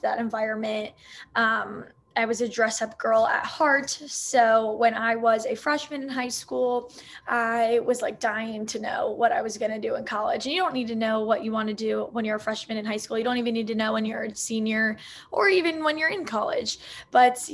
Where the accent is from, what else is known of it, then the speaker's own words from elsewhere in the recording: Maryland, United States; moved away as an adult; also born or lived in Kent, Ohio; now in California, United States; So I'm originally from Maryland